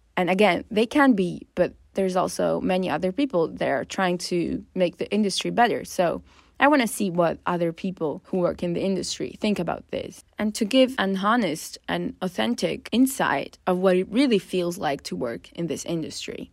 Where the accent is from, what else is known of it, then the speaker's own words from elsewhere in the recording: northern Italy, Italy; I come from Northern Italy